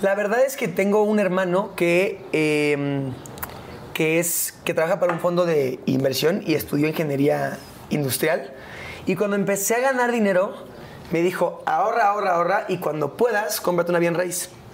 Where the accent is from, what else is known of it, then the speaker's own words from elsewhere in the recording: Mexico; es mi casa, es, es donde yo nací, es donde yo crecí, es mi país.